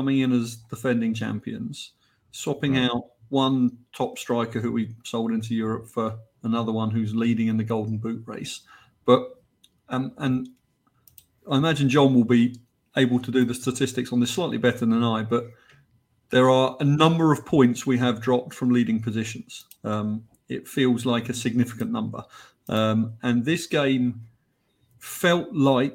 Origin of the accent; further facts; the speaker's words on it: England, United Kingdom; accent: English; now in United States; as you can tell from my accent and from my nickname, I'm English.